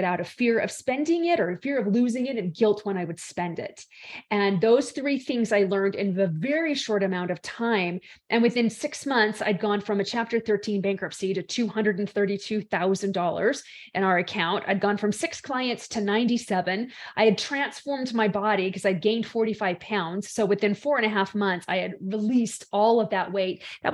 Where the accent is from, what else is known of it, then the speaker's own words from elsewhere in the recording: Salt Lake City, Utah, United States; I am from the base of the Rocky Mountains in Salt Lake City, Utah, in the States